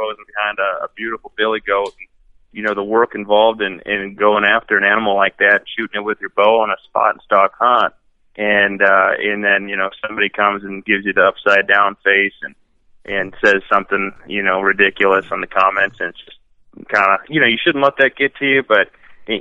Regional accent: Wisconsin, United States; I'm from Wisconsin

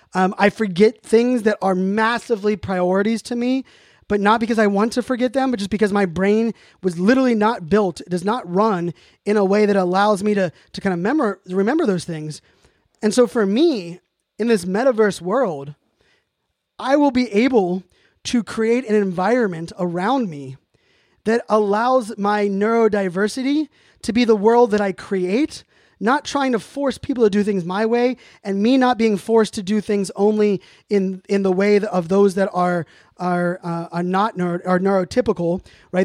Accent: Pittsburgh, Pennsylvania, United States; moved away; also born or lived in Virginia Beach; When I grew up in Pittsburgh

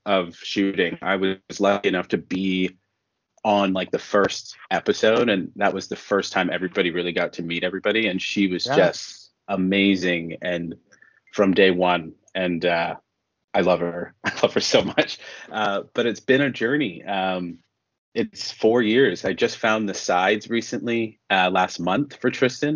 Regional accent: Toronto, Ontario, Canada; moved away as an adult; now in Vancouver, Canada; I'm originally from Toronto, but I've been in Vancouver now for 8 years.

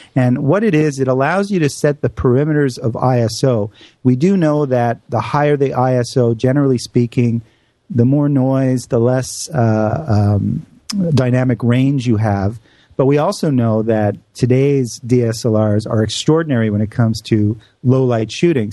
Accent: Canada; moved away; my home country of Canada

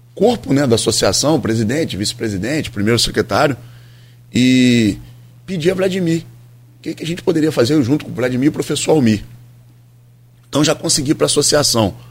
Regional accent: Campos dos Goytacazes, Rio de Janeiro, Brazil; foi a minha infância todinha, foi ali na Casa de Cultura

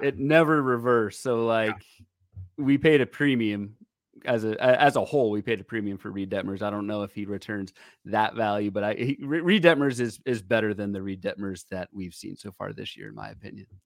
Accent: Virginia, United States; I'm not from Texas, but I'm from Virginia

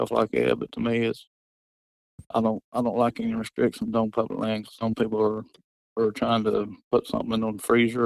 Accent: Alabama, United States; I'm born and raised in Alabama

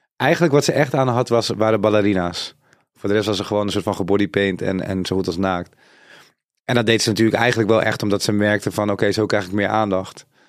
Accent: Suriname; Ik ben zelf Zuid-Amerikaans, ik kom van Suriname, dat ligt in Zuid-Amerika.

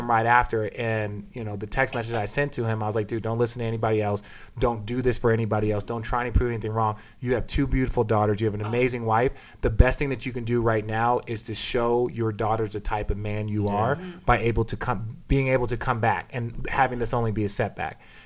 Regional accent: Phoenix, Arizona, United States; I grew up in Phoenix

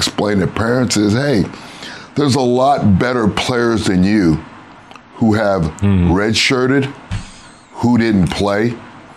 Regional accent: Miami, Florida, United States; And it's my hometown. I went to high school here, played college football here

